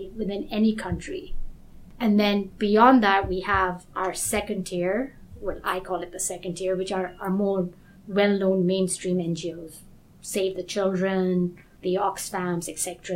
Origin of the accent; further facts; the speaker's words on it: Kenya; moved away; also born or lived in United States; I'm originally from Kenya, but I've gone to, to school in the US